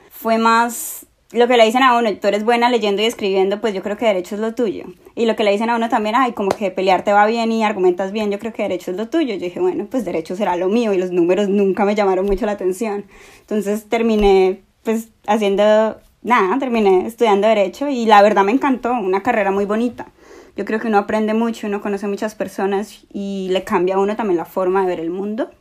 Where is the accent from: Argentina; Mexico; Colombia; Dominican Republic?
Colombia; moved away as an adult; now in Australia; en Colombia yo trabajaba como abogada, acá no trabajo